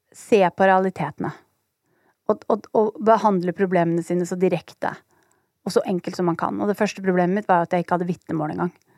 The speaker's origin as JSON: {"language": "Norwegian", "region": "Oslo", "country": "Norway", "tie": "born or raised there", "said": "jeg er oppvokst på Holmlia"}